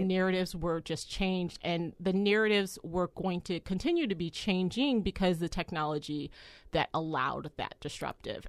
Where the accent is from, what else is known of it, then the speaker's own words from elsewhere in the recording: United States; as an American